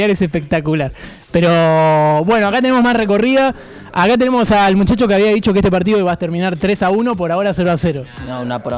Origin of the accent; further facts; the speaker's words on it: Uruguay; soy un mente patria porque soy full uruguayo